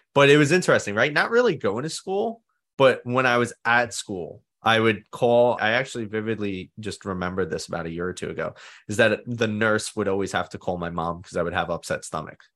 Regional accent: New York City, New York, United States; I grew up in Staten Island, New York, and I've been here my whole life. I still live here.

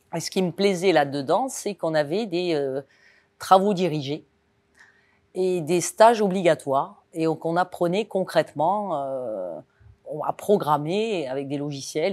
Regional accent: Cannes, Provence-Alpes-Côte d'Azur, France; moved away as an adult; also born or lived in Toulon / Nice / Toulouse; je suis né à Cannes, sur la Côte d'Azur. Donc autant vous dire que euh, partir à Paris, euh, quand on est né à Cannes et qu'on a grandi face à la mer

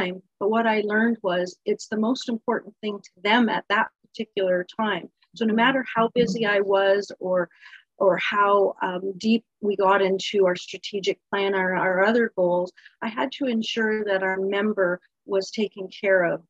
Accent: Niagara Falls, Ontario, Canada; I grew up in Niagara Falls. I was born in Niagara Falls, lived my whole life here

